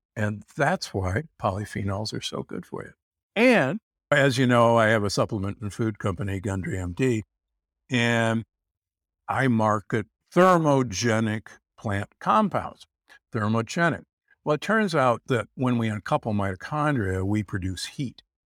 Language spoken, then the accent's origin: English; Omaha, Nebraska, United States; I grew up in Omaha, Nebraska